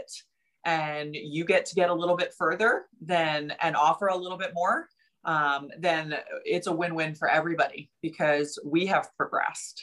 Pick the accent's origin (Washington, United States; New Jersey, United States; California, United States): New Jersey, United States; I'm from New Jersey. I grew up with a mouth a little bit